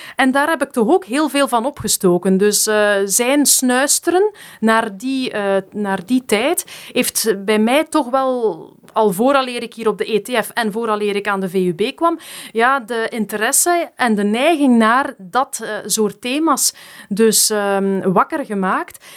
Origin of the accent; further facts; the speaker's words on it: Geraardsbergen, Flanders, Belgium; also born or lived in Bernkastel, Germany; toen ik vier was, ben ik dan naar België verhuisd, naar Gerasbergen, opgegroeid in de Vlaamse Ardennen